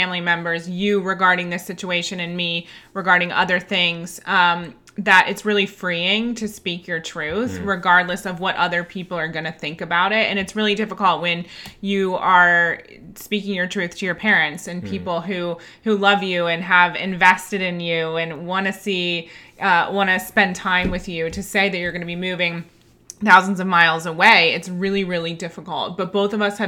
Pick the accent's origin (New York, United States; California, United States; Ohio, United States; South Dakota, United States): Ohio, United States; moved away as an adult; now in London, United Kingdom; growing up in Ohio, not many people leave